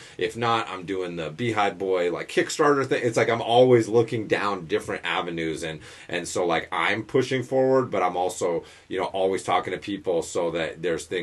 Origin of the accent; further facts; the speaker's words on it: Western Massachusetts, United States; my older brother had some friends that had a coffee shop where we grew up in Western Mass